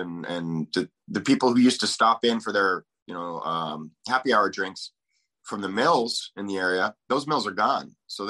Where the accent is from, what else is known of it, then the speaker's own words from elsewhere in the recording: Aberdeen, Washington, United States; Aberdeen, Washington.